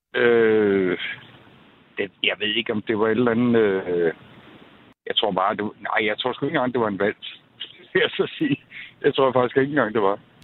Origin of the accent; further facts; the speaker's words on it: Greve, Zealand, Denmark; moved away; also born or lived in Jutland / Haderslev; jeg er oprindelig fra Greve, øh, men har boet i Jylland i 27 år